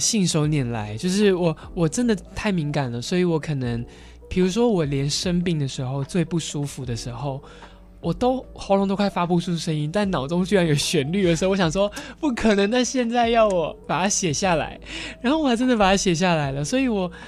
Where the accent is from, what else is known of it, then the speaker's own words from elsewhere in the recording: Kaohsiung, Taiwan; now in Taipei, Taiwan; 我们在高雄的时候， 候，像我的阿公阿妈都是讲台语